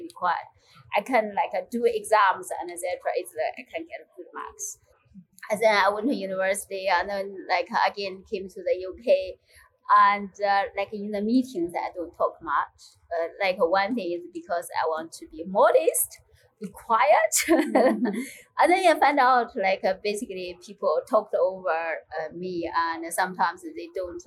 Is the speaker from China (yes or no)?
yes; China; moved away as an adult; now in United Kingdom; I grew up in China